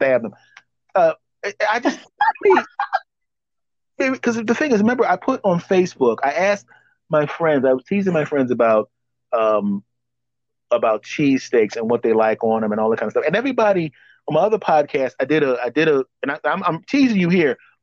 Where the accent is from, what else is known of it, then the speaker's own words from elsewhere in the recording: Philadelphia, Pennsylvania, United States; I am originally from Philly